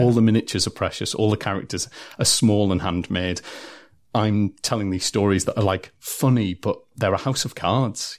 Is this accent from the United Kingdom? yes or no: yes; Durham, North East England, United Kingdom; I'm come from Durham City